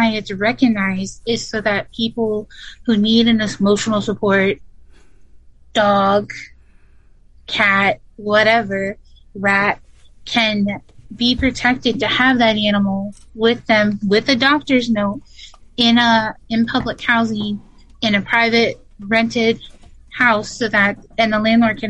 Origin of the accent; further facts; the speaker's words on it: Rhode Island, United States; also born or lived in Connecticut; now in Pennsylvania, United States; because I was born in Connecticut, raised in Rhode Island, and then we moved to Pennsylvania. So I've got a nice hodgepodge of an accent.